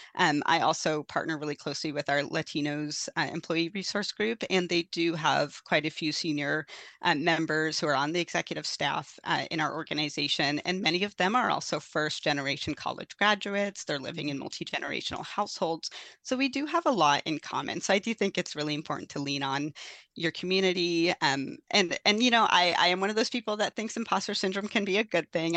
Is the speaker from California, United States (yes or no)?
no; Forks, Washington, United States; moved away; also born or lived in Fort Hall, Idaho; I actually grew up in the Quileute Reservation, though, in, uh, located by Forks, Washington